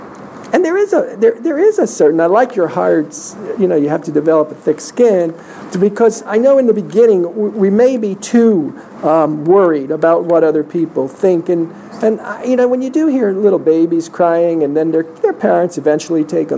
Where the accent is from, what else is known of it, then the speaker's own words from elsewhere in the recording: New York, United States; I'm from New York. I'm loving this.